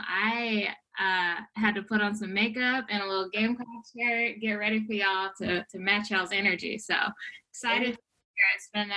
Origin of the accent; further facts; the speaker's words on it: Pineville, South Carolina, United States; moved away as an adult; also born or lived in Atlanta; now in San Francisco, United States; I am a country girl from South Carolina. I was born and raised in South Carolina, Pineville, a very small population in Berkeley County, went to Cross High School, was one of 57 students that graduated in 2004. So I'm from small town rural America.